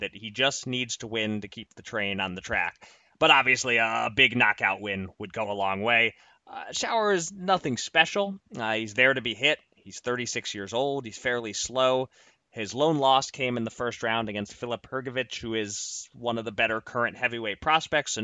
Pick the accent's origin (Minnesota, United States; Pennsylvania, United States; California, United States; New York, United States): Pennsylvania, United States; Philadelphia; I'm from Philly